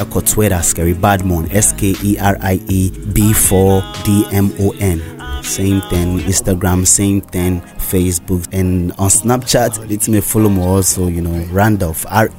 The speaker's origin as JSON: {"language": "English", "region": "Lagos", "country": "Nigeria", "tie": "born or raised there", "said": "I'm actually from Lagos town. That's actually where I grew up."}